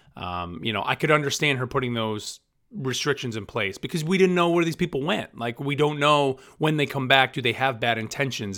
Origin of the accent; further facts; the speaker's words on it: Rotterdam, New York, United States; moved away; my hometown of Rotterdam, New York, which is, you know, right outside Albany